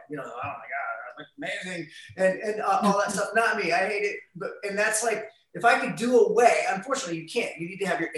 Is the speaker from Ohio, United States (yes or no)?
yes; Ohio, United States; we're from Ohio. Our friends are like in dorm rooms or working at the factory